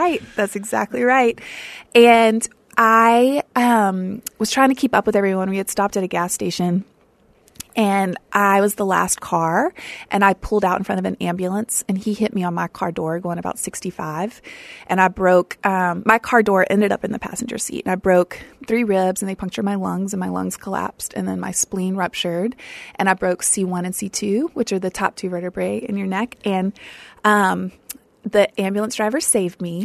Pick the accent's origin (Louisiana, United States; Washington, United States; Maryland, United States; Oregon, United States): Louisiana, United States; South; I grew up in South Louisiana